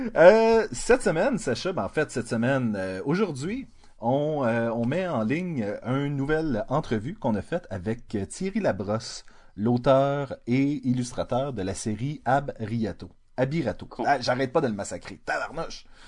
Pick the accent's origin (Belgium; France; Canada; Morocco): Canada; Montreal, Quebec; je suis montréalais